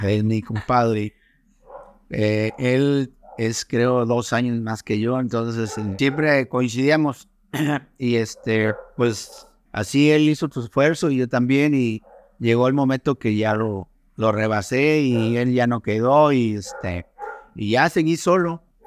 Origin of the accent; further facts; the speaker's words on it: San Nicolás de los Garza, Nuevo León, Mexico; moved away as an adult; now in Cancún, Mexico; Yo siempre he considerado que soy de Monterrey, pero en realidad soy de San Nicolás de los Garza